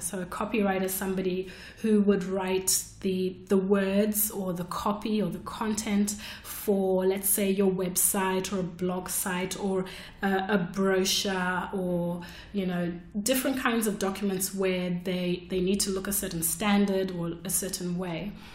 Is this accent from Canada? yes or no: no; Zimbabwe; moved away as an adult; now in Melbourne, Australia; I came to Australia from Zimbabwe to study architecture.